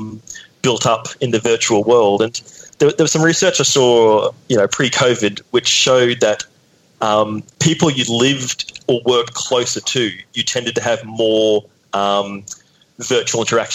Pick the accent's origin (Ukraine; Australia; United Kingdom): Australia; North Queensland; I grew up in North Queensland.